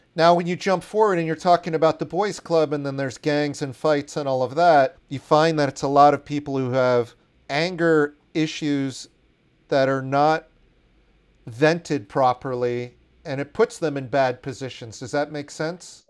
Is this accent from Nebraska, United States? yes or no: no; Washington, District of Columbia, United States; growing up in Washington, D C in the eighties